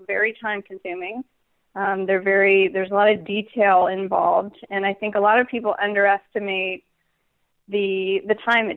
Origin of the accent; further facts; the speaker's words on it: San Diego, California, United States; also born or lived in Los Angeles; I am born and raised in San Diego, California